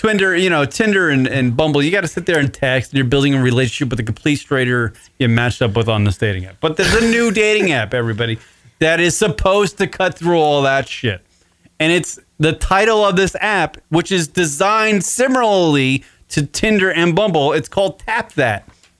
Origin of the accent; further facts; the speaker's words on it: Ireland; Because that's what I have to do at my size and my age. I'm Irish.